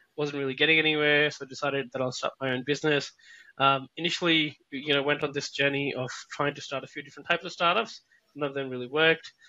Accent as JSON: {"language": "English", "country": "Pakistan", "moved": "as an adult", "lives_now": "Australia", "said": "I'm originally from Pakistan"}